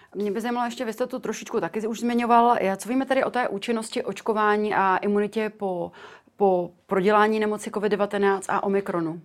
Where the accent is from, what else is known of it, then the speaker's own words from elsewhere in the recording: Czechia; u nás v Čechách